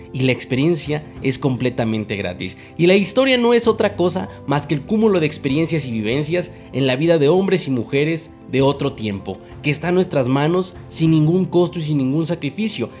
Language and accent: Spanish; Mexico